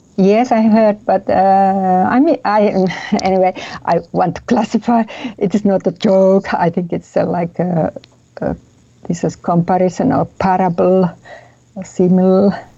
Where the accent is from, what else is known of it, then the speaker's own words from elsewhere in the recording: Helsinki, Uusimaa, Finland; I'm from Helsinki, from Finland